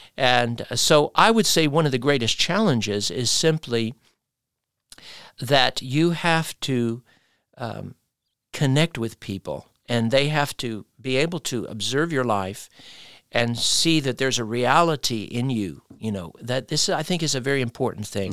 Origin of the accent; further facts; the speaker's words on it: United States; moved away as an adult; now in Málaga, Spain; I'm from the United States